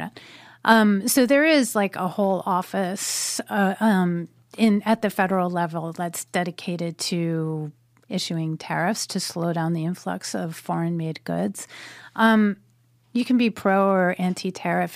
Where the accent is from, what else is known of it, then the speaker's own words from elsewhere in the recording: United States; my country. Um, where my family has been for a hundred and thirty years.